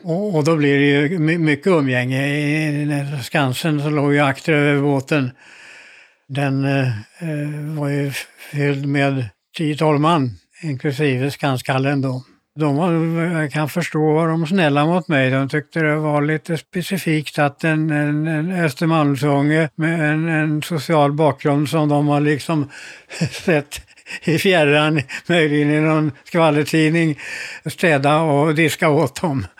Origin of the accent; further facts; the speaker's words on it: Stockholm, Stockholm County, Sweden; moved away; also born or lived in Malmö; På Karlavägen 64 i eh, Stockholm